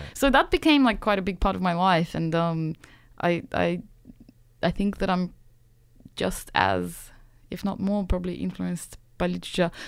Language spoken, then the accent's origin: English; Saint Petersburg, Russia; also born or lived in Sydney, Australia; now in Australia; I grew up in Saint Petersburg, which is, you know, an old European plant